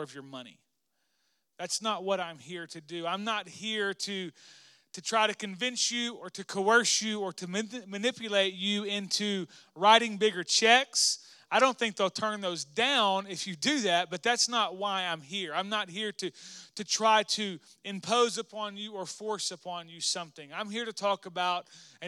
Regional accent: Arkansas, United States; moved away; We grew up in Arkansas together

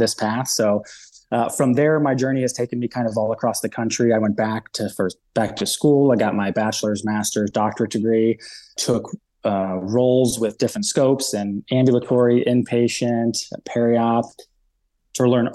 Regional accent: Ohio, United States; I'm from Ohio

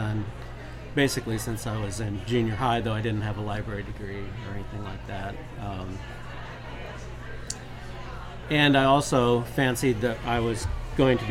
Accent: South Dakota, United States; moved away as an adult; now in Austin, United States; I grew up in South Dakota

